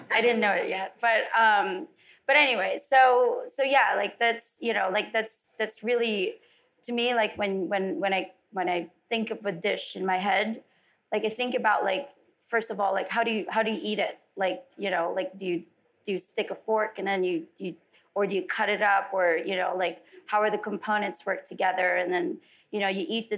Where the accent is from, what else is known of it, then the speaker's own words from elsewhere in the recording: Philippines; also born or lived in Las Vegas; now in California, United States; I didn't grow up in LA. I grew up in the Philippines.